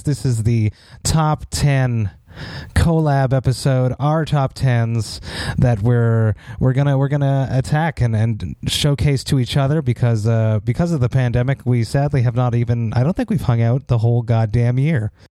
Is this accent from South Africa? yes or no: no; Montreal, Quebec, Canada; my hometown of Montreal